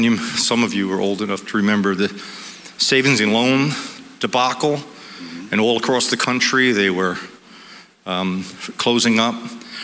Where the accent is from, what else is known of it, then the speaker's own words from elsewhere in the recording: Monmouth County, New Jersey, United States; through Monmouth County, through my hometown